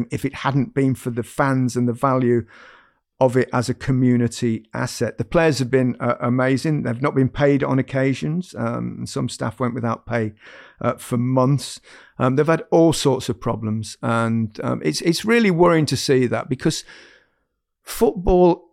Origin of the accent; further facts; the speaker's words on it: Leicester, East Midlands, United Kingdom; moved away as an adult; also born or lived in Barcelona; I grew up in Leicester